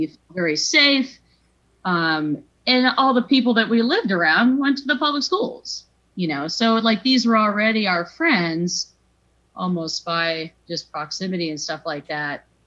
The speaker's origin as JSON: {"language": "English", "town": "Yarmouth", "region": "Maine", "country": "United States", "tie": "born or raised there", "said": "I've one older brother, Jeff. He's three years older than me. And um, yes, we, we grew up in Yarmouth"}